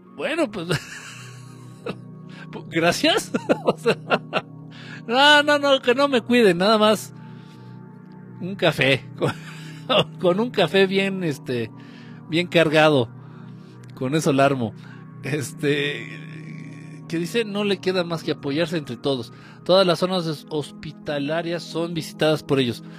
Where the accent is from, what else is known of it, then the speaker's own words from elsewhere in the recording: Michoacán, Mexico; en Michoacán, de donde soy